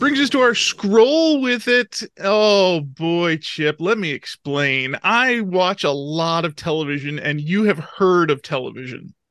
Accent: Chicago, Illinois, United States; growing up in Chicago

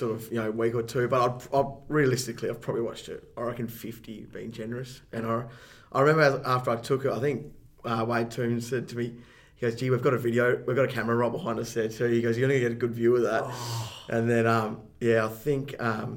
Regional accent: Fremantle, Western Australia, Australia; grew up down sort of Fremantle way, like Spearwood, Coogee sort of way of town

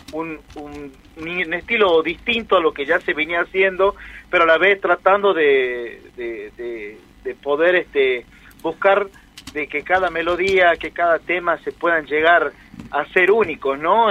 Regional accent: Salta, Argentina; moved away as an adult; now in Comodoro Rivadavia, Argentina; sé que soy salteño, pero vivo acá hace ya siete años que estoy aquí en la Patagonia

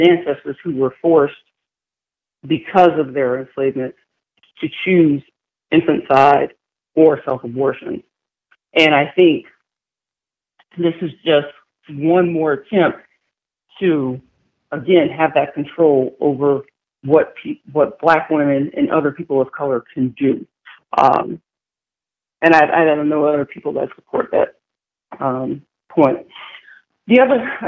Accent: Louisiana, United States; I grew up in Louisiana

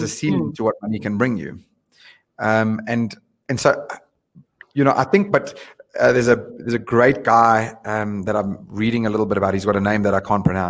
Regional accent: South Africa; moved away as an adult; also born or lived in London; we are as a South African nation.

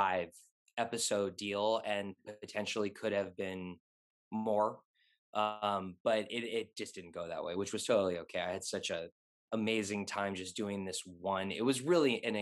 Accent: Los Angeles, California, United States; I'm born and raised in LA.

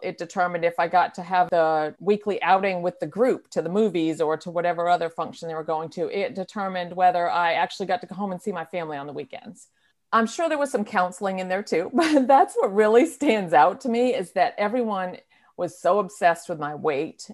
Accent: New Hampshire, United States; moved away as an adult; now in North Carolina, United States; I moved to North Carolina from, from my home state of New Hampshire

